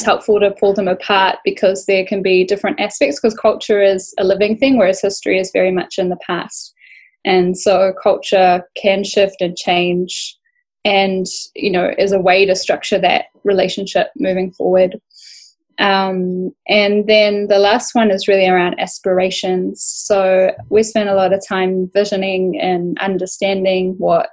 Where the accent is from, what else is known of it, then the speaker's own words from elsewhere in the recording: Bundjalung country, New South Wales, Australia; growing up on Bundjalung country